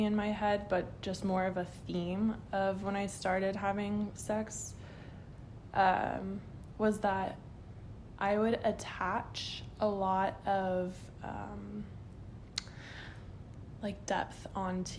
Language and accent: English; Texas, United States; So I was born in Texas into a very Southern Baptist traditional family